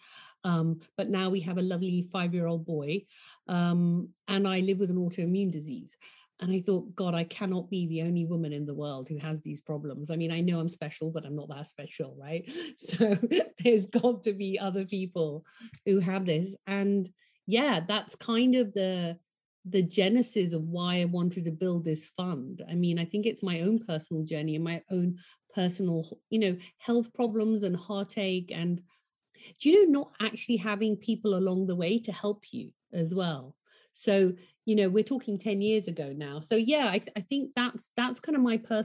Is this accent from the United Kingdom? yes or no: yes; London, United Kingdom; I grew up in London.